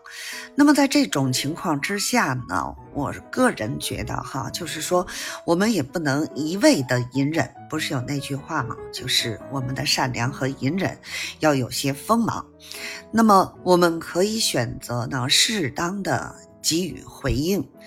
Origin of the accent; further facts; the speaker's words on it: Beijing, China; ，咱们下期节目再